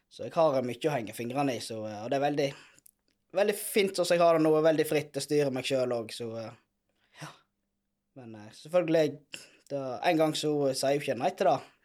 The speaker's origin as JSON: {"language": "Norwegian", "town": "Hyllestad", "region": "Vestland", "country": "Norway", "tie": "born or raised there", "said": "jeg er oppvokst i Lifjorden."}